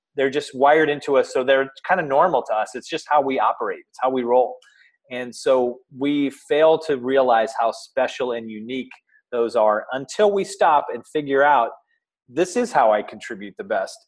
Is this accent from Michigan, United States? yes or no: yes; Michigan, United States; moved away as an adult; also born or lived in Oklahoma; now in Columbus, United States; I actually grew up in Michigan